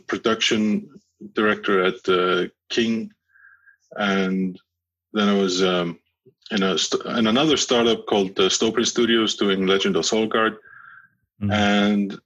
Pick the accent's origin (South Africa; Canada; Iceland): Iceland; since I'm from Iceland